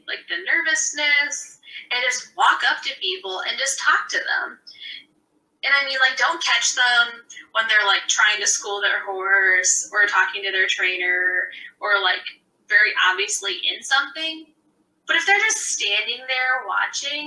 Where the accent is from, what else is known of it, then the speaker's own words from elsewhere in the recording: Iowa, United States; I'm from Iowa